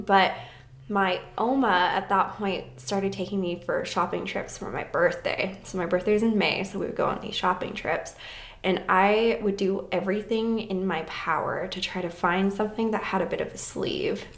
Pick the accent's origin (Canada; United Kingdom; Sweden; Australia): Canada; Vernon, British Columbia; growing up in Vernon